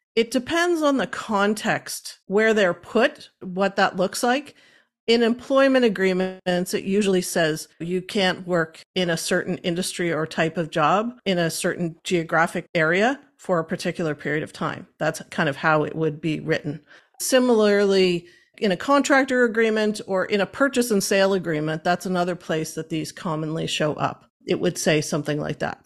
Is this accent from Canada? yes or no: yes; Cape Breton, Nova Scotia, Canada; moved away as an adult; now in Halifax, Canada; I originally was born and raised in Cape Breton. I'm not a mainlander.